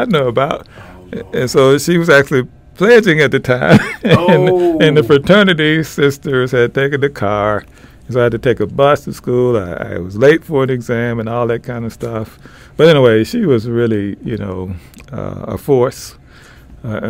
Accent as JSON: {"language": "English", "town": "Memphis", "region": "Tennessee", "country": "United States", "tie": "born or raised there", "said": "growing up in Memphis, Tennessee"}